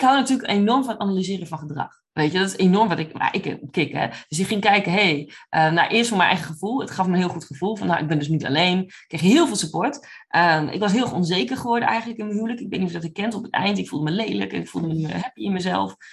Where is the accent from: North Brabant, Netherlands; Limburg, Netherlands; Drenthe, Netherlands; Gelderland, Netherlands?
Drenthe, Netherlands; moved away as an adult; now in Oklahoma, United States; ik kom oorspronkelijk uit Drenthe, uit echt een klein gehucht